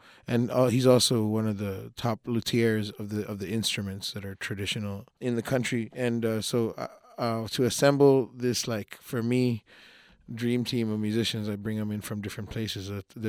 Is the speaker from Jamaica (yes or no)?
no; Colombia; moved away as an adult; also born or lived in Miami, United States; now in Austin, United States; I'm a Colombian person. I was born in Miami, but I was raised in Colombia. And then when I graduated high school, I came to the States to study jazz and then started traveling. And I've lived in a lot of places.